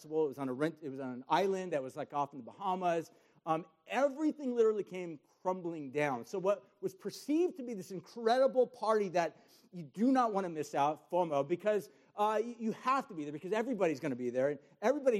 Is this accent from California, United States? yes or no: yes; Huntington Beach, California, United States; I grew up in Huntington Beach